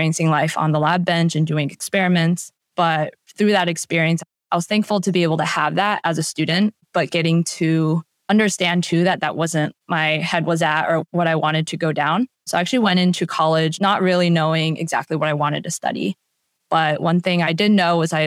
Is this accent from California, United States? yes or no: no; Washington, District of Columbia, United States; my hometown area of DC